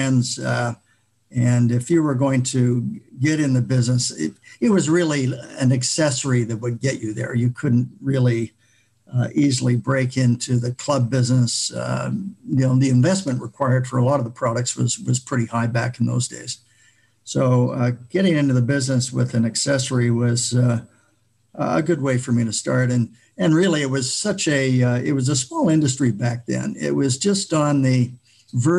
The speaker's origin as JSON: {"language": "English", "town": "Vancouver", "region": "British Columbia", "country": "Canada", "tie": "born or raised there", "said": "I grew up in the Vancouver area"}